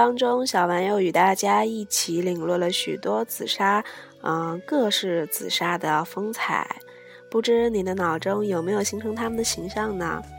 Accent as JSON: {"language": "Chinese", "town": "Hangzhou", "region": "Zhejiang", "country": "China", "said": "因为以行书题名的黄奕为八西陵八家之一， 算是我们杭州人了。"}